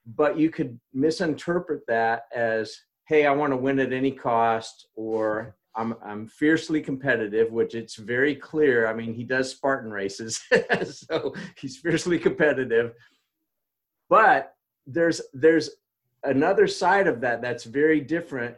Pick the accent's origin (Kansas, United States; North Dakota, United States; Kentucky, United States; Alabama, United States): Kansas, United States; I'm from Kansas